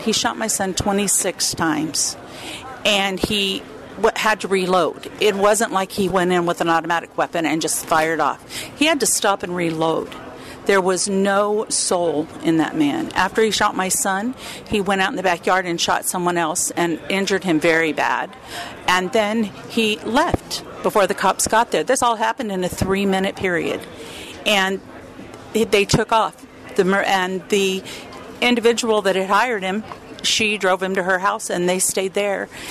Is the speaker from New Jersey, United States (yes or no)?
no; the Texas border, United States; moved away; also born or lived in California; I was born on the Texas border, lived in California